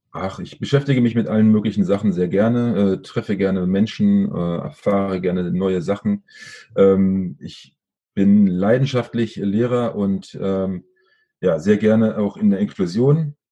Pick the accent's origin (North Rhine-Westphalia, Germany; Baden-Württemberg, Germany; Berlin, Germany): Berlin, Germany; aufgewachsen bin ich in Schöneberg, also der Nachbarbezirk.